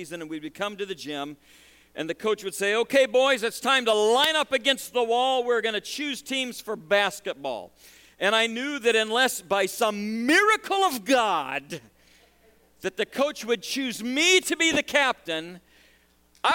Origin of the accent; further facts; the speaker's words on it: Nebraska, United States; growing up in Nebraska